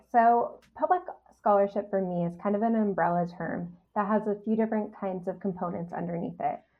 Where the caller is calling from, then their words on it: Montreal, Quebec, Canada; So I'm joining you from Tiohtià:ke, Montreal, on unceded Kanien'kehá:ka territory.